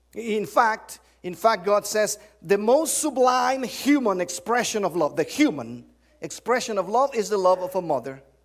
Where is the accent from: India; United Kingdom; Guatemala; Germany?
Guatemala; English is a second language; moved away as an adult; also born or lived in Cincinnati, Ohio, United States; I'm, I'm from the South. Seriously south of the border. I'm, I'm from, well, that's the south. I'm from Guatemala